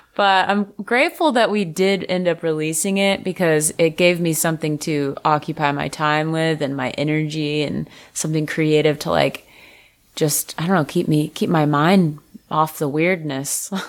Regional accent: Fort Lauderdale, Florida, United States; moved away; also born or lived in Nashville; I'm from Fort Lauderdale

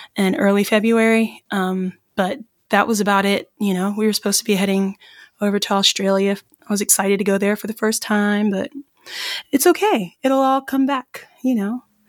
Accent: Irmo, South Carolina, United States; moved away; I'm originally from South Carolina

